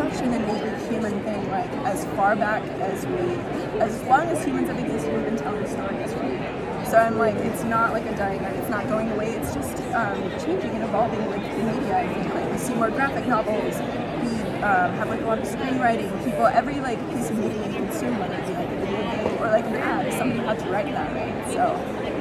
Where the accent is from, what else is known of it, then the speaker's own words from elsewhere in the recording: Albuquerque, New Mexico, United States; I'm from Albuquerque, Mexico.